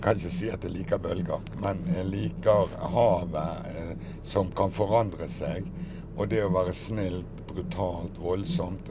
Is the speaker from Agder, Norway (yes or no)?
no; Bergen, Vestland, Norway; Jeg er jo født bergenser og har jo vært det hele mitt liv